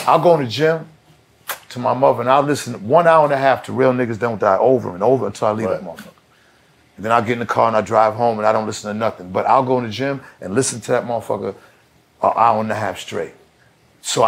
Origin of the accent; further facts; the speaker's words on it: Boston, Massachusetts, United States; I grew up in Boston, Massachusetts